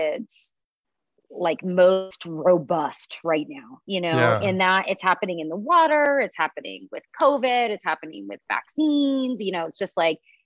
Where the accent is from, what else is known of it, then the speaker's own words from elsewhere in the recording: Pacifica, California, United States; I'm from Pacifica in Half Moon